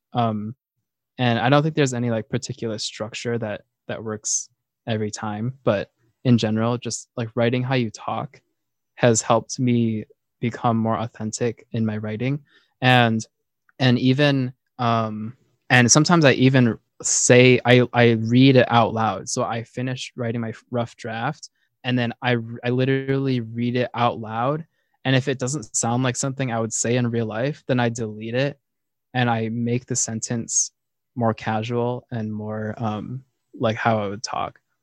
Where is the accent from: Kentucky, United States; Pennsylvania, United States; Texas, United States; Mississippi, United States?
Pennsylvania, United States; Philadelphia; moved away as an adult; I'm from Philadelphia, which is in Pennsylvania